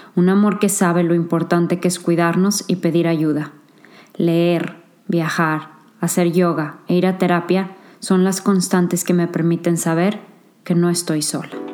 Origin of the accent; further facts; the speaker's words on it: San Luis Potosí, Mexico; moved away as an adult; also born or lived in Monterrey, Mexico / Singapore; now in England; Nací en San Luis Potosí, México